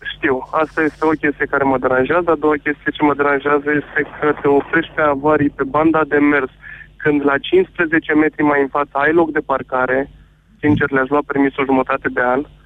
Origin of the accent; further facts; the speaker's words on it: Timișoara, Timiș County, Romania; sunt tot din Timișoara